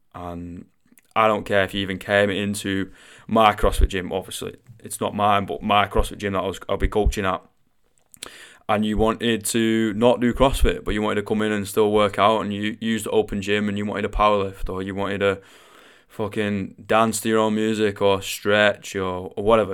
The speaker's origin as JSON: {"language": "English", "town": "Manchester", "region": "North West England", "country": "United Kingdom", "accent": "Mancunian", "said": "I am Mancunian. Alright, I do come from the northwest of England and I do have a little bit of a funny accent"}